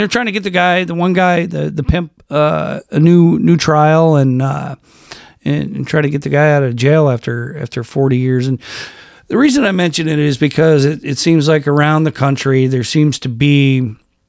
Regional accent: Rochester, New York, United States; my hometown, Brighton High School, Rochester, New York

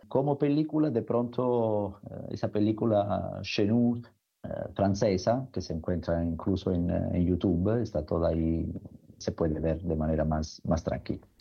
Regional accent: Italy; como italiano

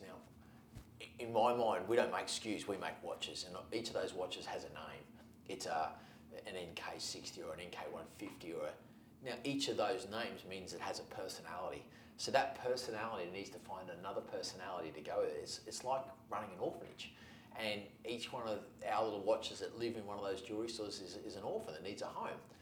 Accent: Australia; That's how we are as Australians

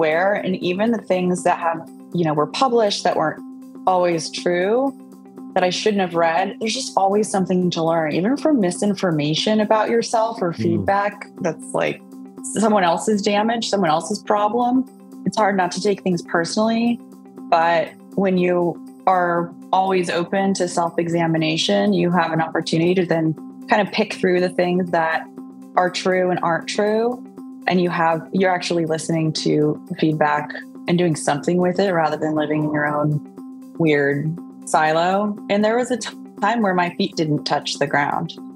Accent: Sacramento, California, United States; also born or lived in San Diego, California; I grew up mostly in Sacramento. I was born in San Diego

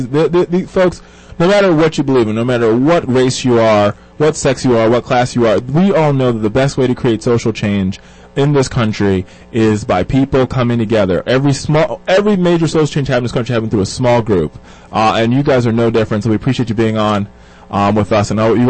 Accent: Jamaica; And my father, if folks don't know, I'm Jamaican. My father's uber Jamaican.

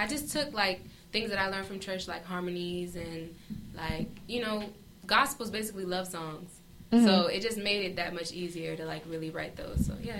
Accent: Melrose, Broward, Florida, United States; also born or lived in Miami, Florida; I was born in Miami. I was raised in Melrose.

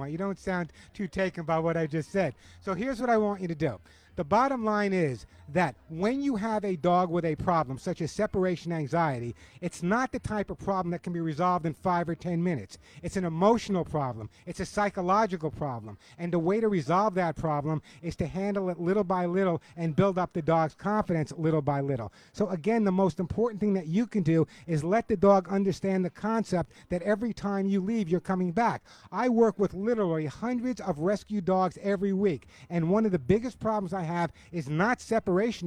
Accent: New York, United States; I grew up in New York, and the bottom line is, in Southampton, in the Hamptons

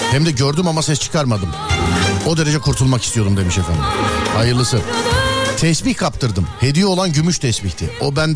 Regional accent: Ankara, Turkey; Neredensiniz abicim siz? Ankara abi. Ankara'dan.

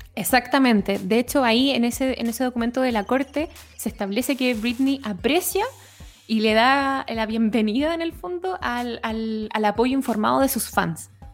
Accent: La Serena, Coquimbo, Chile; soy de La Serena

